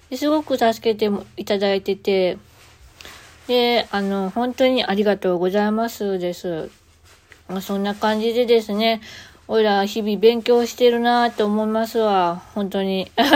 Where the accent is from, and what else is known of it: Kansai, Japan; accent: Kansai-ben